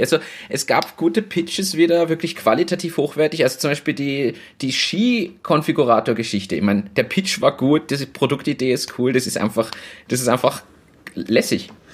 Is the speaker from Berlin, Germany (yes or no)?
yes; Berlin, Germany; moved away; ich bin ja aus Berlin